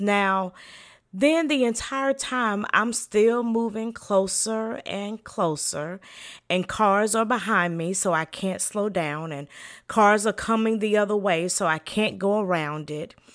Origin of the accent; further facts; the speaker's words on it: the South, United States; I am from the South and in the country